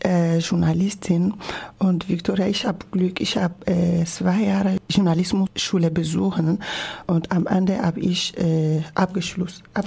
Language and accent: German; Togo; first language Ewe; German is a second language; moved away as an adult; now in Germany; Togo, mein Heimatland